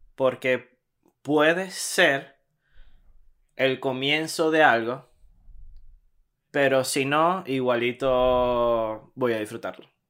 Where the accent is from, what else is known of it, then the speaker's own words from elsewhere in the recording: Maracaibo, Zulia, Venezuela; moved away as an adult; Maracaibo, que es la ciudad donde nosotros somos